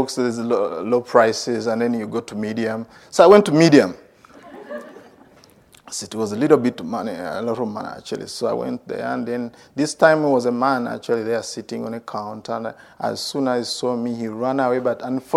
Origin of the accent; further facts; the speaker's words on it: Uganda; I'm from Uganda